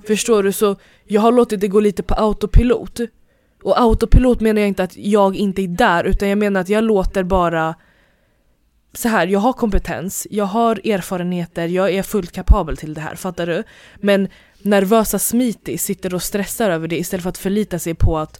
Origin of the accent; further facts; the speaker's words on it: Stockholm, Stockholm County, Sweden; vi är ändå från Hässelby